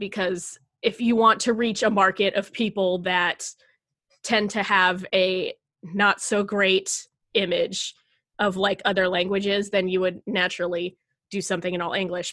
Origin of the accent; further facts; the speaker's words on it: United States; I am proud to be American